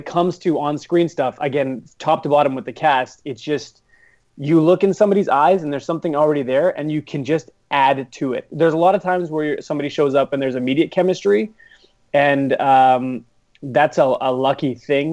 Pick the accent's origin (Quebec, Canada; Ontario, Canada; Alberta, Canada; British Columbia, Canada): Alberta, Canada; Edmonton; I'm from Edmonton